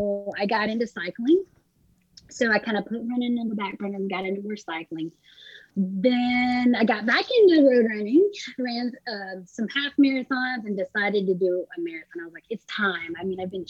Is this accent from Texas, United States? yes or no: yes; Franklin, Texas, United States; moved away as an adult; also born or lived in San Antonio, Texas; I was born and raised in Texas, lived there till I was 26.